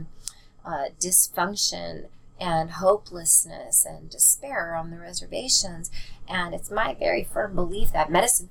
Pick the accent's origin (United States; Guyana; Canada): United States; Seattle, Washington; I grew up in Seattle